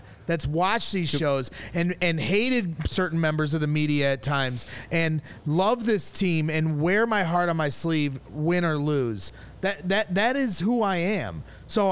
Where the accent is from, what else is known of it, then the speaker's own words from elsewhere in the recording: Indiana, United States; I've always lived in Indiana